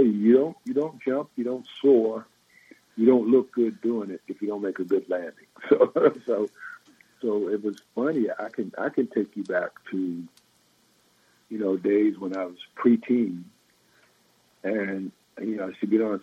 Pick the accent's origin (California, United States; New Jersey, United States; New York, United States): New York, United States; Long Island; growing up in the Northeast, because I grew up in Long Island